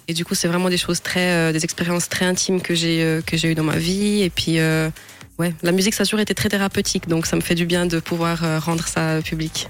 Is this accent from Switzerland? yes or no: yes; Romandy, Switzerland; en tant que romande